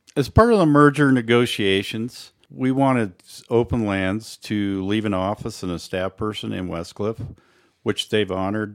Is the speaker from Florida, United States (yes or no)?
no; Colorado, United States; I was born and raised on a ranch in the southern end of the valley